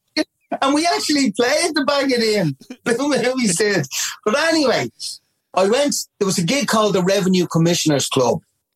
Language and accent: English; Dublin, Leinster, Ireland; I was from Ballymun.